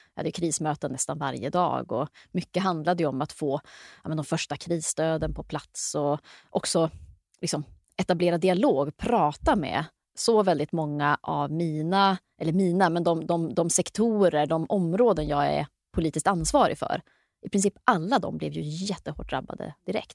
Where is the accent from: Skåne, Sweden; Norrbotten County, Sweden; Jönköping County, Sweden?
Norrbotten County, Sweden; Luleå; jag växte upp i Luleå, mycket skola, mycket idrott, mycket kultur